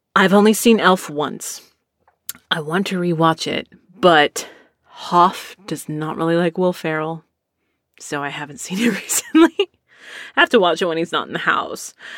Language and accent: English; Cleveland, Ohio, United States; I'm from the Cleveland area